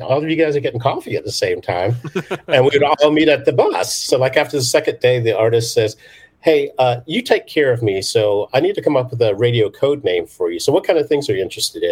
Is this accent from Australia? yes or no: no; United Kingdom; moved away; I was born in London, well, outside of London